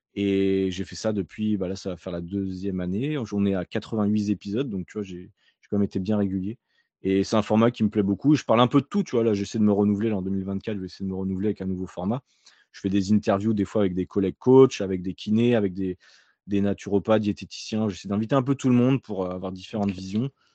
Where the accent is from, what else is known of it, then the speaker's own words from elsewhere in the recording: Nantes, Pays de la Loire, France; moved away as an adult; also born or lived in Alsace / Australia; je viens de Nantes à la base